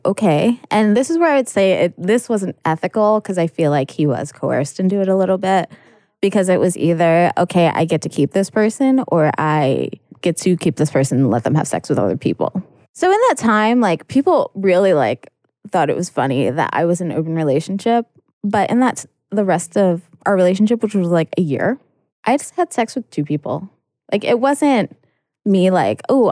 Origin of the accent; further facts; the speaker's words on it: New York, United States; moved away; I'm from New York